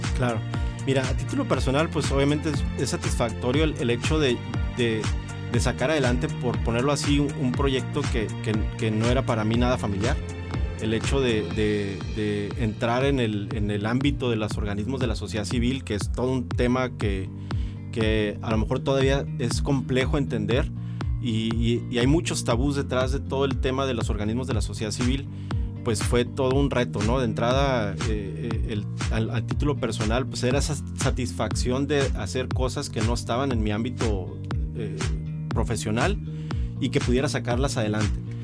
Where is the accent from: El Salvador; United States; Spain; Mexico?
Mexico; Mexicali, Baja California; soy nacido en Mexicali